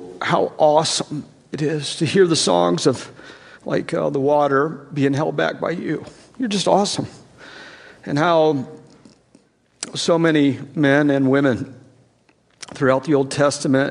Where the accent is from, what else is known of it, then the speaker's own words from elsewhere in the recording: East Tennessee, United States; I grew up in East Tennessee, so what is very likely is I will use the wrong words